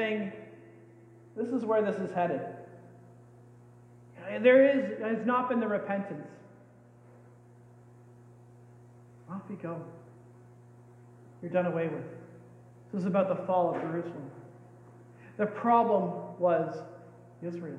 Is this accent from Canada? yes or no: yes; Canada; We're Canadians.